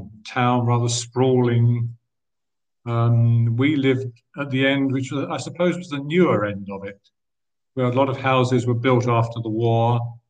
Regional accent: Rainham, London, United Kingdom; also born or lived in West Ham, East London; I was born in West Ham in East London, not too far from the old football ground, actually, at Upton Park, in 1953. So I'm 68 years old now. And very soon after I was born, in fact, my parents moved out to Raynham in Essex

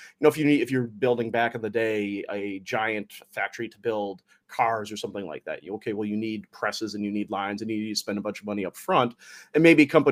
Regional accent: Detroit, Michigan, United States; my hometown of Detroit

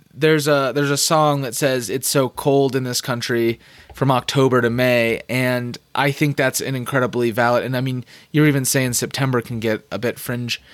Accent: Phoenix, Arizona, United States; now in Denver, United States; I grew up in Phoenix, which is like nineteen sixties, nineteen seventies

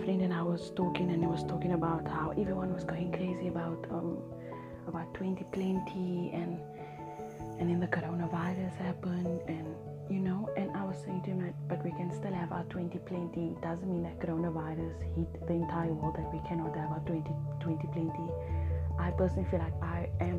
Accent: Cape Town, Western Cape, South Africa; I'm from Cape Town, South Africa

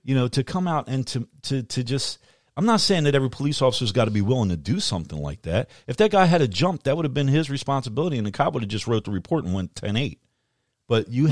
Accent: United States; as an American

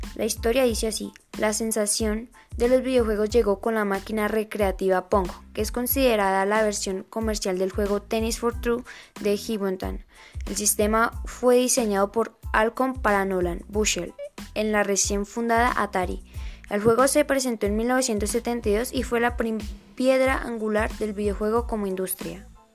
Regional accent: Colombia; Soy de Colombia, tengo 12 años

